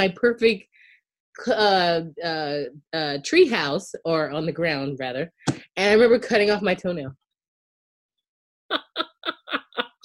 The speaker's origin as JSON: {"language": "English", "area": "Charleston County", "region": "South Carolina", "country": "United States", "tie": "born or raised there", "said": "I grew up in outside of Charleston County, in Charleston County, South Carolina"}